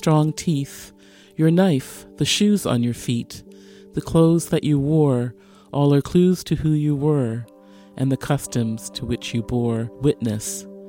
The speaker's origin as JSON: {"language": "English", "region": "Newfoundland and Labrador", "country": "Canada", "tie": "born or raised there", "said": "I grew up in Newfoundland and Labrador. I was a school child. I was always the only Black child in my class."}